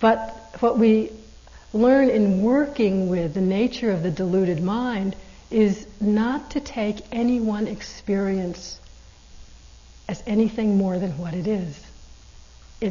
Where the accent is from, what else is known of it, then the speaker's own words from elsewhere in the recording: East Coast, United States; And I'm not from California, I'm from the East Coast